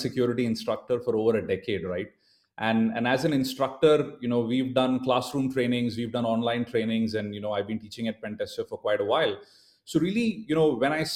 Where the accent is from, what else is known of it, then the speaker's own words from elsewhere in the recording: India; being born and brought up in India